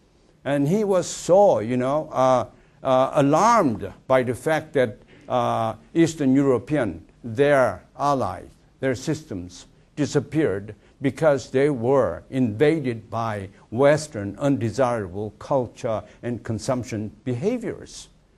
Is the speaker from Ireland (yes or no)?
no; South Korea; born or raised there; also born or lived in China; now in Athens, United States